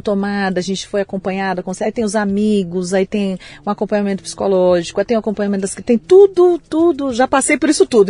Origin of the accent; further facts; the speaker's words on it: Vitória, Espírito Santo, Brazil; Eu nasci em Vitória, no Espírito Santo